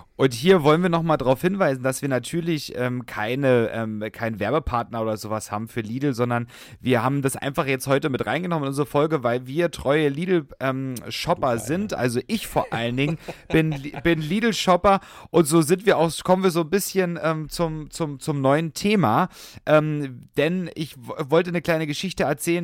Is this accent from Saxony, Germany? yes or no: yes; Saxony, Germany; now in Berlin, Germany; Ich komme ja gebürtig auch aus Sachsen